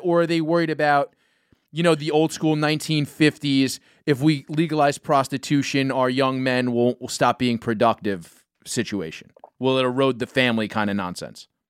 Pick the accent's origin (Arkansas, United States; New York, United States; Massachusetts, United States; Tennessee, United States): New York, United States; New York City; I grew up in New York City